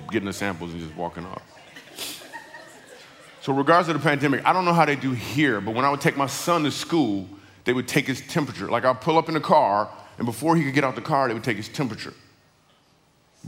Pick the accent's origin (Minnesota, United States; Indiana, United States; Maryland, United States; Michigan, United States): Michigan, United States; I grew up in Michigan